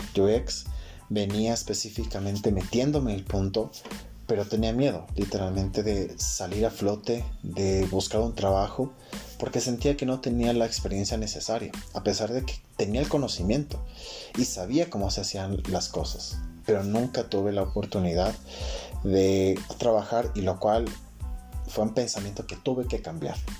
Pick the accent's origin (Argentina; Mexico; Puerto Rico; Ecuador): Ecuador; Quito, Pichincha; soy de Quito, Ecuador